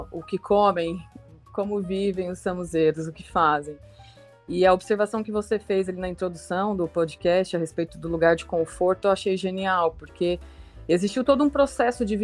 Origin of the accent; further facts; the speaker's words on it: Ribeirão Preto, São Paulo, Brazil; Eu tenho 34 anos, sou nascida e formada em Ribeirão Preto.